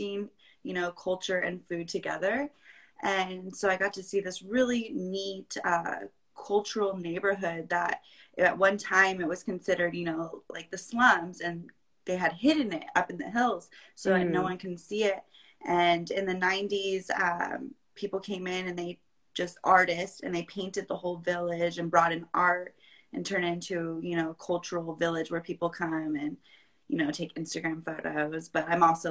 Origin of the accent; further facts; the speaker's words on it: Vista, California, United States; also born or lived in Chico; I'm originally from North County, San Diego. I grew up there in Vista